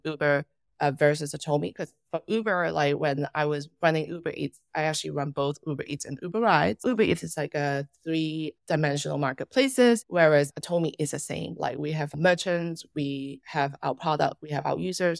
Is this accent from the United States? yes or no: no; Macau; moved away; also born or lived in Hong Kong; I'm originally from Macau.